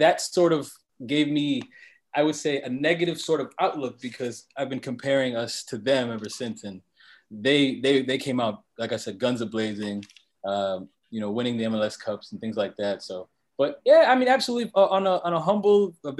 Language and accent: English; Minnesota, United States; I'm a Minnesota United fan. I'm from Minnesota.